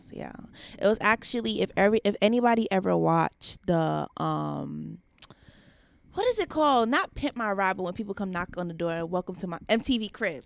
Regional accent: Long Island, New York, United States; I'm from New York. So, I was born in Long Island

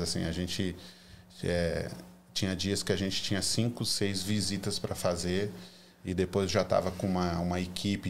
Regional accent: Florianópolis, Santa Catarina, Brazil; moved away as an adult; also born or lived in California; now in United States; eu sou manezinho da ilha

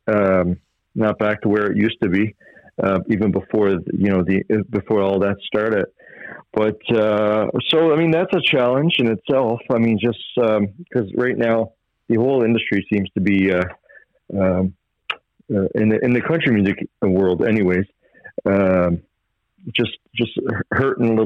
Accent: West Bay Centre, Newfoundland and Labrador, Canada; I grew up in West Bay Center, which is right across the bay from where I'm living right now, which is Fox Island River

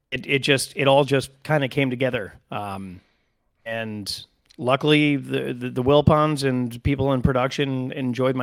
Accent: Connecticut, United States; I'm from Connecticut

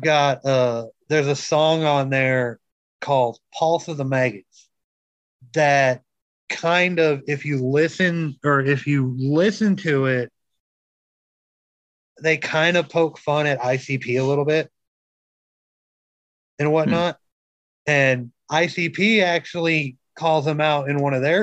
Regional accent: Minnesota, United States; moved away; I'm originally from Minnesota. So yes, I can call myself a Yankee.

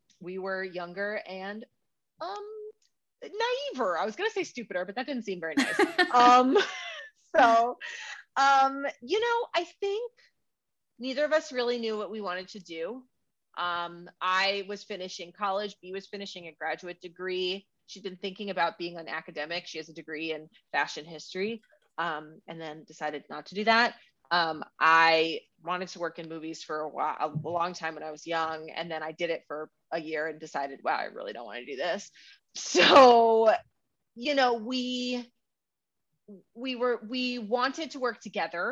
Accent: Chicago, Illinois, United States; moved away as an adult; now in Los Angeles, United States; we're originally from Chicago, but I have been living in Los Angeles ever since I went to college

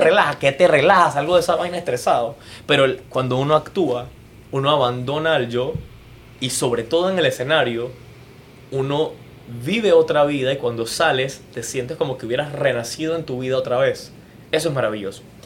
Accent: Panama; como panameño

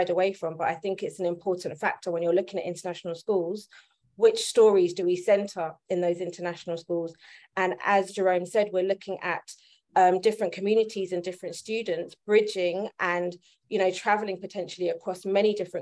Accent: London, United Kingdom; moved away as an adult; now in Muscat, Oman; raised in London, but from various backgrounds, Indonesian, Polish

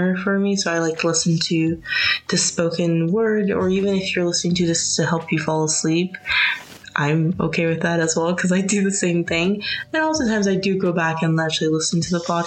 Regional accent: United States; also born or lived in United Kingdom; I'm American

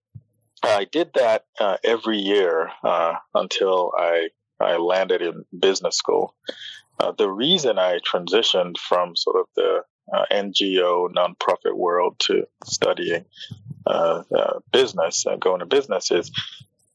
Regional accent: Nigeria; moved away as an adult; now in United States; I'm originally from Nigeria. I moved to the States about 20 years ago in the year 2000 to study

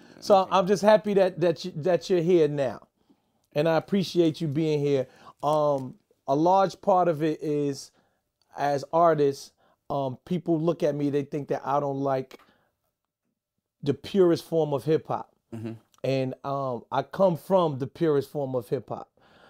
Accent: New York City, New York, United States; I had it in Buffalo because I'm from New York City.

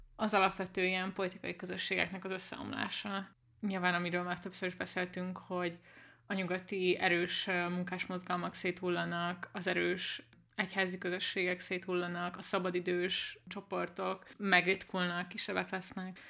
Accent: Budapest, Hungary; Budapesten nőttem fel nagy részt

